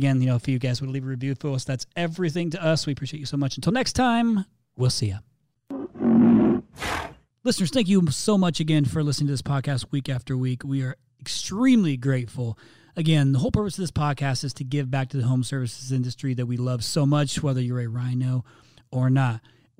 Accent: Canada; Since I'm Canadian, my ask would be interview a Canadian.

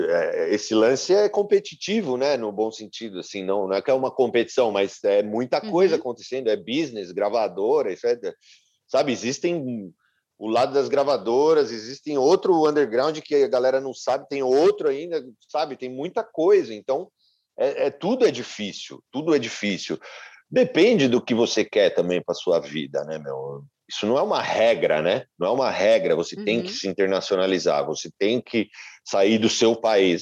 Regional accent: Brazil; now in United States; eu sou brasileiro

